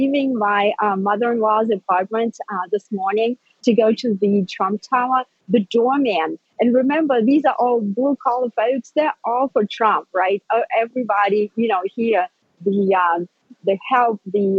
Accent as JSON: {"language": "English", "country": "Russia", "tie": "born or raised there", "moved": "yes", "lives_now": "United States", "said": "I am an immigrant from Soviet Russia, right? I grew up with totalitarianism"}